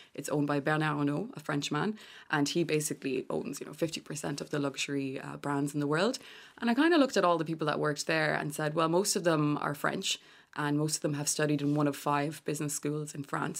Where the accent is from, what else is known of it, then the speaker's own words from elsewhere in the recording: Galway, Connacht, Ireland; I'm from Galway